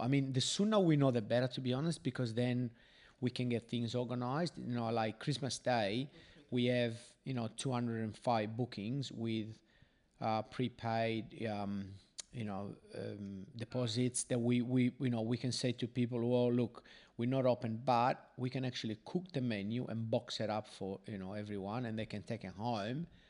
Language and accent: English; Sardinia, Italy; now in Australia; I am from Sardinia